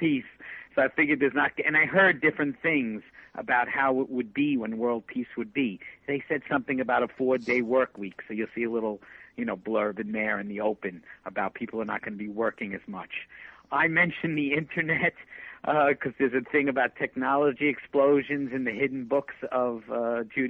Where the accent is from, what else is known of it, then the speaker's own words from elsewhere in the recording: United States; Growing up in America, it was very evangelical